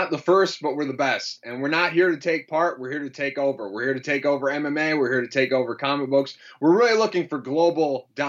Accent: Michigan, United States; I'm from Michigan here in the United States.

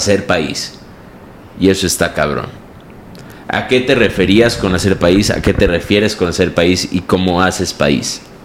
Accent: Mexico; aunque soy mexicano

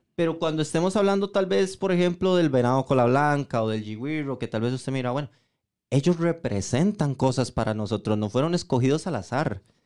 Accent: Costa Rica; como costarricenses

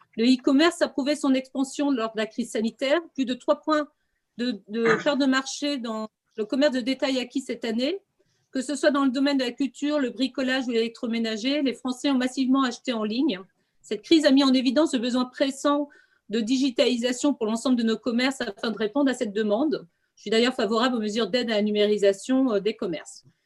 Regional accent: Quimper, Brittany, France; je suis de Quimper

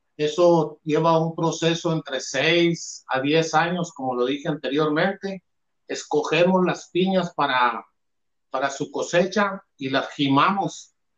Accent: Álamos, Sonora, Mexico; somos del sur de Sonora, de una región de Álamos

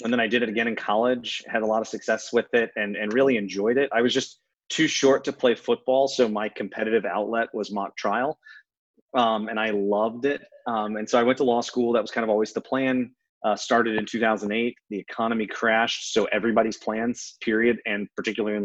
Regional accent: Southern Chesterfield County, Virginia, United States; I grew up in Southern Chesterfield County

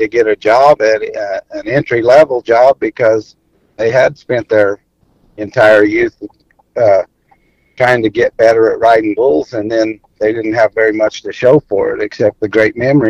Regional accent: New Mexico, United States; also born or lived in Artesia, New Mexico / El Paso, Texas / West Texas; I grew up in New Mexico and West Texas. Actually, went to school all through high school in El Paso, but I was born in Artesia, New Mexico, and we spent most of our time in New Mexico

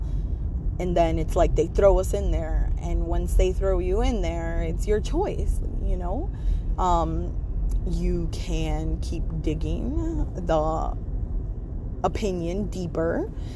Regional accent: United States; I'm from America. I grew up here in America

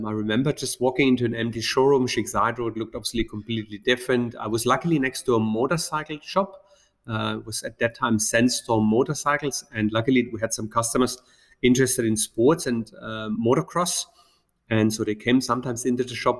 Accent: Black Forest, Baden-Württemberg, Germany; moved away as an adult; now in Dubai, United Arab Emirates; I grew up in the Black Forest in Germany

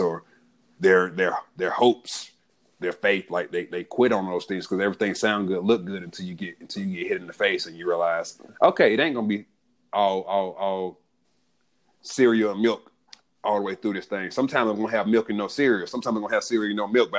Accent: Atlanta, Georgia, United States; growing up in Southwest Atlanta, we moved around a lot

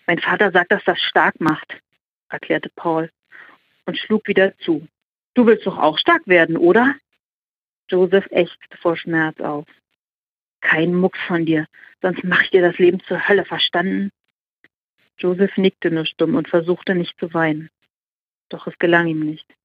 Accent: Germany; Nach Deutschland, ich, äh, weil es meine, äh, ja, mein Heimatland ist.

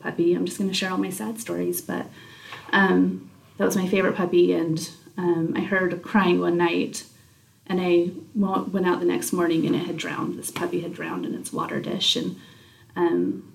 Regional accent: Utah, United States; also born or lived in American Fork, Utah / Mayfield, Utah / Mount Pleasant, Utah; we moved from American Fork and we moved actually to Mayfield, Utah, which is down south. And so we did that in my middle school years

